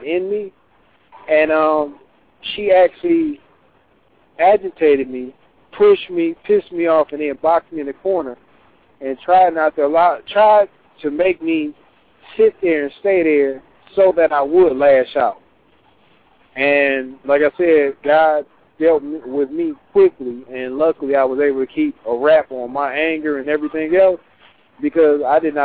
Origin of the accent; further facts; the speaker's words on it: Detroit, Michigan, United States; I'm from Detroit. And in Detroit, you know, back through the 80s and 90s